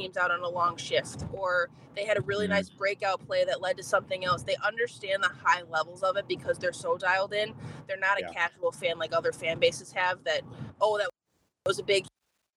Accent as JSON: {"language": "English", "country": "United States", "said": "as an American"}